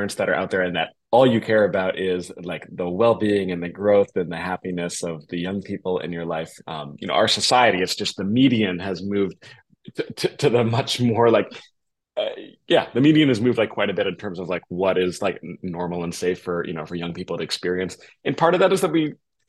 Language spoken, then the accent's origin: English; Massachusetts, United States; also born or lived in Boston, Massachusetts; I grew up in suburbs in Massachusetts